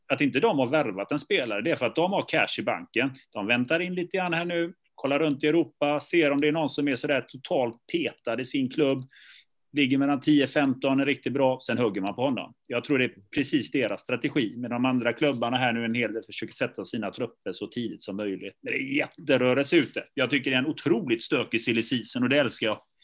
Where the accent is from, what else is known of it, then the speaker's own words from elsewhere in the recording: Gothenburg, Västra Götaland, Sweden; Jag är själv är från förorten, jag är från Biskopsgården